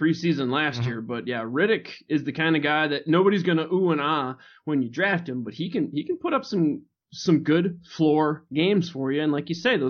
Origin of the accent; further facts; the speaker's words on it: Michigan, United States; I'm from Michigan.